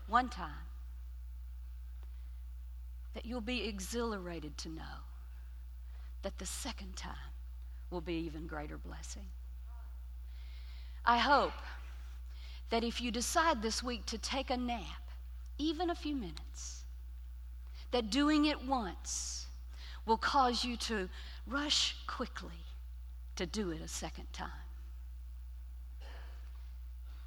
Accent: Lower Alabama, United States; I'm from Lower Alabama

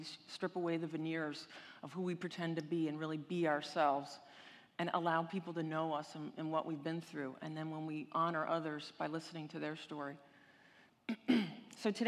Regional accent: Cleveland, Ohio, United States; I grew up in Cleveland, Ohio, not exactly the vacation destination of the world, but it was a good place to grow up

